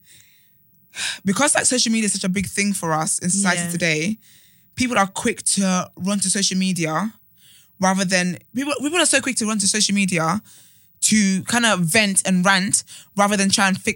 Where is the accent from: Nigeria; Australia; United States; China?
Nigeria; we're black and we're Nigerian